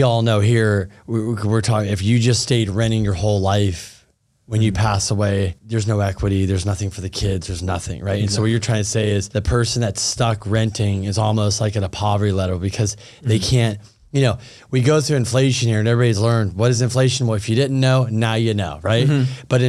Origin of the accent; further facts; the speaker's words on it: Thousand Oaks, California, United States; I grew up in Westlake Thousand Oaks.